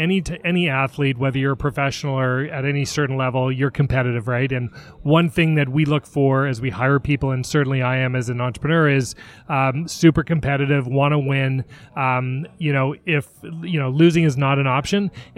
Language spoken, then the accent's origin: English; Toronto, Ontario, Canada; now in Seattle, United States; I am born and raised in Toronto, in Canada. So you'll hear the A's and the out and abouts. Been in Seattle about 16 years.